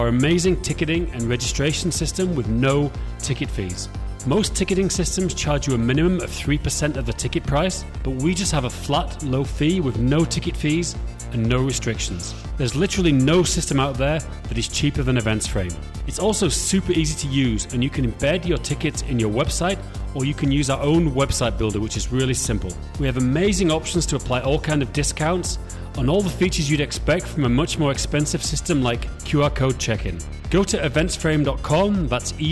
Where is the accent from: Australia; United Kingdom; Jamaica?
United Kingdom; Yorkshire and the Humber; now in Prague, Czech Republic; I live in Prague. People that listen to podcasts know, but I'm from Yorkshire, West Yorkshire